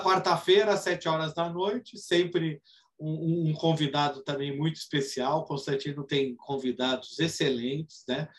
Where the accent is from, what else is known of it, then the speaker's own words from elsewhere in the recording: Brazil; a gente é brasileiro